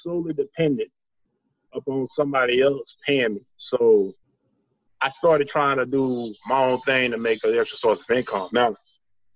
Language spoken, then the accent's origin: English; Daingerfield, Texas, United States; I'm from Dangerfield, Texas, former military guy. I reside in East Texas right now. Now, a little more about me, I'm a born and raised East Texas country boy